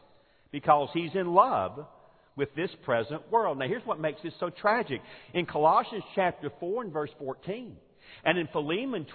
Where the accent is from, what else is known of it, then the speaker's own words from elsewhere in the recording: Forest Park, Georgia, United States; moved away; the church that I grew up in Forest Park, Georgia